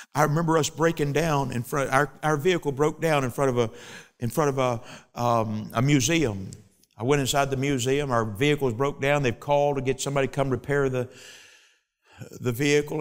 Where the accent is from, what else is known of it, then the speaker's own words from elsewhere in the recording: United States; I'm an American